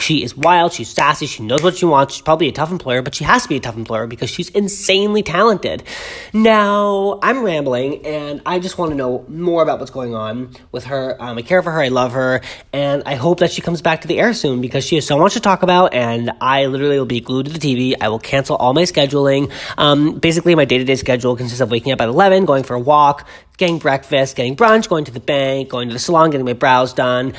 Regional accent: Boston, Massachusetts, United States; I grew up in Boston

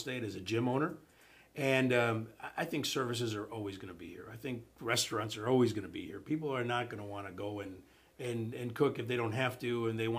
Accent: Chicago, Illinois, United States; moved away as an adult; now in South Florida, United States; I'm from Chicago. They were doing that when I was a kid in Chicago

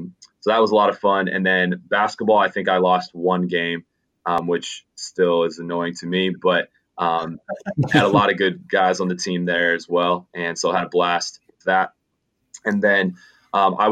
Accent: Schaumburg, Illinois, United States; I grew up in the Chicagoland area, northwest suburbs of Chicago, and specifically Schaumburg, Illinois

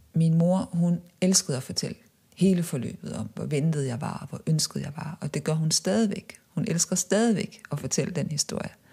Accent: Viborg, Central Denmark Region, Denmark; moved away as an adult; da jeg voksede op i Viborg

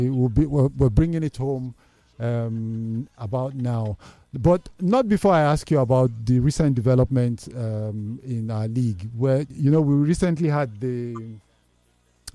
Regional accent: Nigeria; I'm one Nigerian

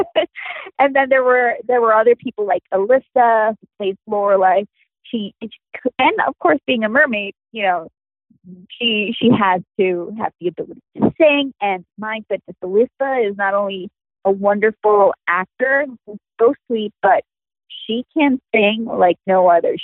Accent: Puerto Rico; having been born and raised in Puerto Rico

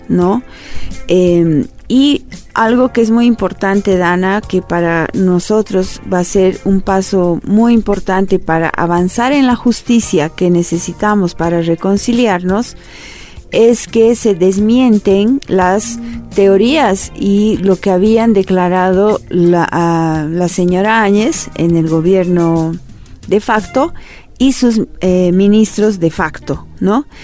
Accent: Bolivia; nosotros como pueblo boliviano

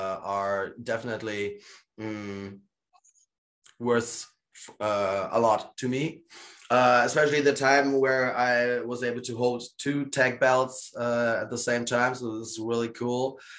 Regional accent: Gdańsk, Pomeranian Voivodeship, Poland; born there; Although they know I'm born in Poland, you know? I'm born in Gdańsk, basically the same area where KPW is promoting.

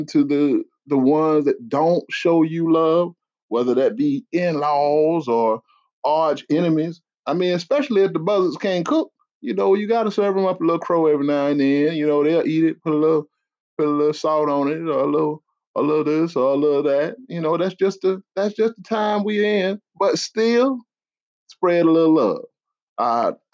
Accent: South Carolina, United States; I'm from South Carolina

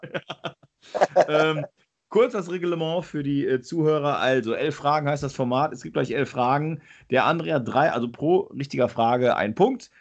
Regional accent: western Germany, Germany; auf jeden Fall komme ich nicht aus Ostdeutschland, nicht aus Süddeutschland, komme aus Westdeutschland

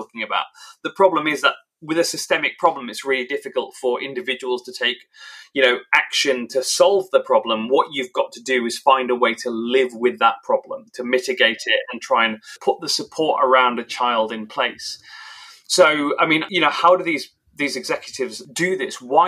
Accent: England, United Kingdom; I'm British and I grew up in England.

